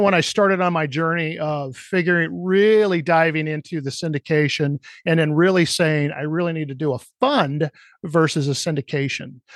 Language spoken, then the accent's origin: English; Cedar Rapids, Iowa, United States; my hometown of Cedar Rapids, Iowa